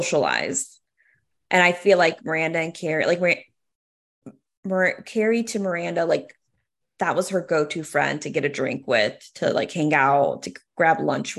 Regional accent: Boston, Massachusetts, United States; being from Boston

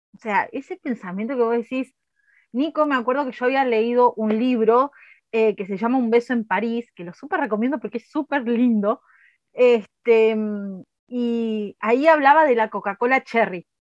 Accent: Argentina; hablando mal y pronto como cualquier argentino

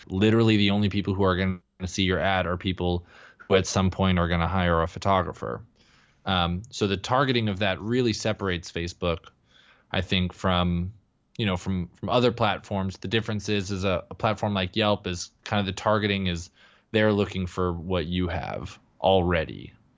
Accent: Texas, United States; moved away as an adult; also born or lived in Denver; now in Los Angeles, United States; I grew up in Texas

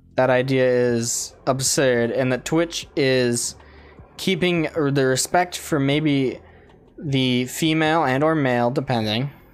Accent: United States; we're American

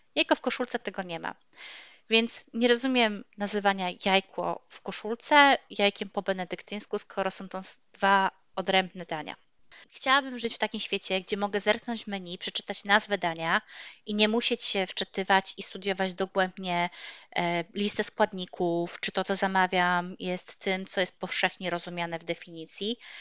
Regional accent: Poland; also born or lived in Toruń

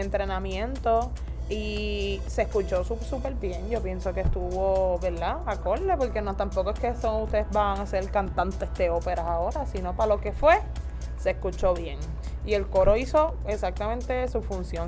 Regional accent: Ponce, Puerto Rico

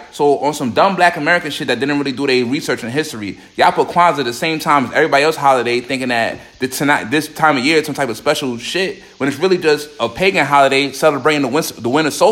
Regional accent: Jamaica; I'm Jamaican, dog.

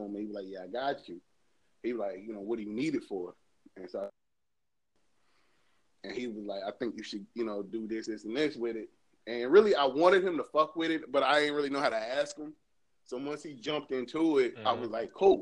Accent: St. Louis, Missouri, United States; I know where I come from. I come from St. Louis. But, I mean, for us, like me being a St. Louis nigga is all the culture I need. Like, I'm from here

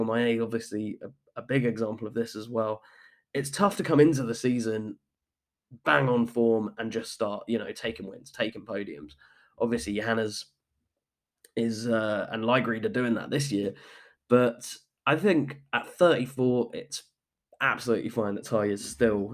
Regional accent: United Kingdom; moved away; my home country. This is … in the UK

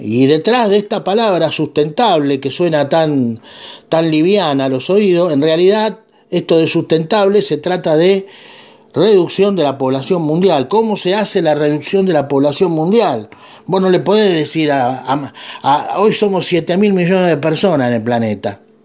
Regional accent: Argentina; yo soy de Argentina

